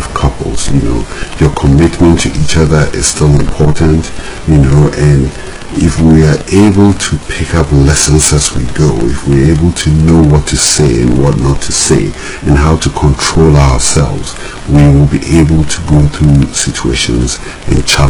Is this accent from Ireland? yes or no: no; Ghana; growing up in Ghana